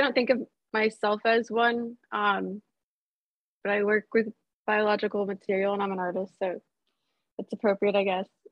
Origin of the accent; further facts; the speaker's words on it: Baltimore, Maryland, United States; I grew up in Baltimore, Maryland